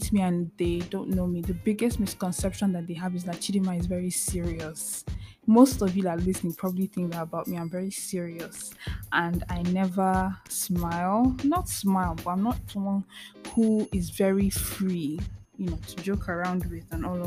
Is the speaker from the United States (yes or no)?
no; eastern Nigeria, Nigeria; moved away as an adult; So I'm from the eastern part of Nigeria. And I grew up in Nigeria till I was 18 before I moved to go to school